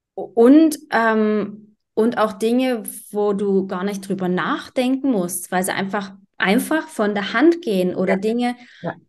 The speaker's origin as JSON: {"language": "German", "country": "Germany", "tie": "born or raised there", "also_born_or_lived": "Berlin", "moved": "as an adult", "said": "ich bin mit Mitte 20, bin ich aus Deutschland raus"}